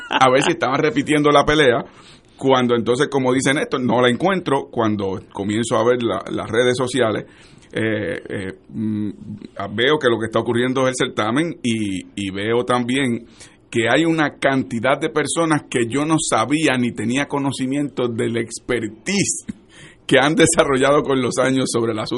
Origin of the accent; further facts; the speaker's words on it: Puerto Rico; ese orgullo personal como puertorriqueños que sentimos cada uno de nosotros